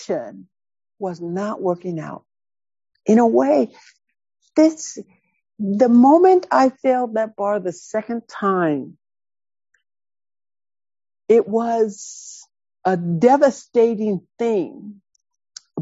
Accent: High Point, North Carolina, United States; When I grew up in High Point, so I grew up in the projects in a very dysfunctional house

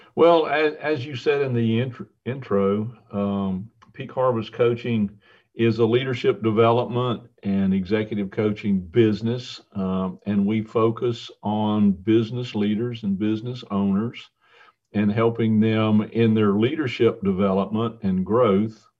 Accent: Tucker, Georgia, United States; I grew up in Tucker, Georgia

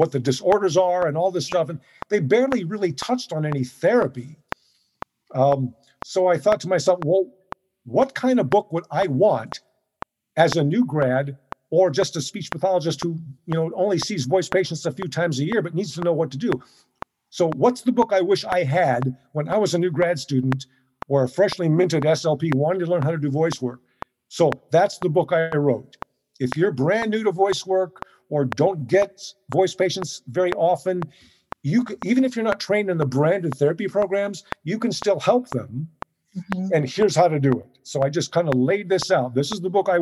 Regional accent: Southern California, United States; I'm born and raised in Southern California.

